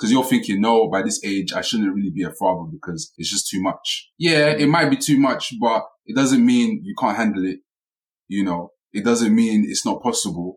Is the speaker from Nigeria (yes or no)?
yes; Nigeria; I'm Nigerian.